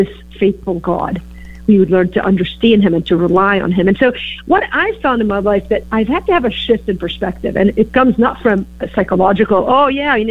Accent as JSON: {"language": "English", "town": "Beirut", "region": "Beirut Governorate", "country": "Lebanon", "tie": "born or raised there", "also_born_or_lived": "Green Bay, Wisconsin", "moved": "yes", "lives_now": "Chicago, United States", "said": "I grew up in Beirut, Lebanon, and of course moved to Green Bay, Wisconsin. And then now I settled in Chicago"}